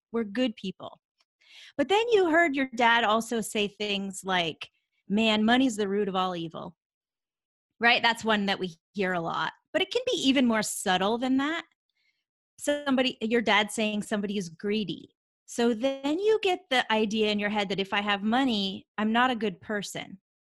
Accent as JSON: {"language": "English", "region": "Vermont", "country": "United States", "tie": "born or raised there", "moved": "as an adult", "lives_now": "Atlanta, United States", "said": "I grew up in Vermont, so I live in Atlanta, Georgia now, but I grew up in Vermont and, um, lived there, you know, through college and then I left"}